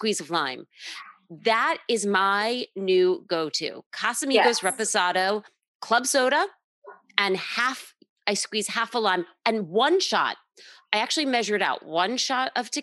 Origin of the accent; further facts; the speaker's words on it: New York, United States; as a New Yorker